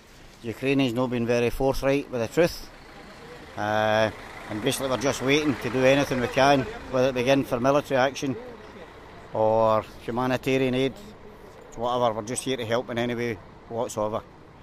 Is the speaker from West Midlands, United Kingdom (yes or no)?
no; Glasgow, Scotland, United Kingdom; I'm from Glasgow.